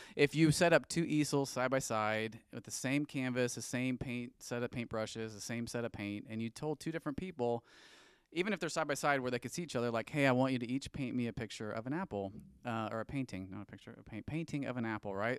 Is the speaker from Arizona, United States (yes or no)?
no; St. Louis, Missouri, United States; moved away as an adult; also born or lived in Joplin, Missouri; now in Kansas City, United States; I grew up in Saint Louis, um, born and raised, all my family's still there.